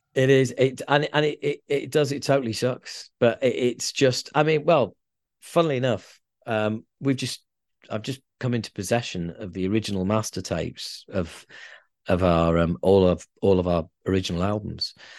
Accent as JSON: {"language": "English", "region": "Yorkshire and the Humber", "country": "United Kingdom", "said": "we're from Yorkshire."}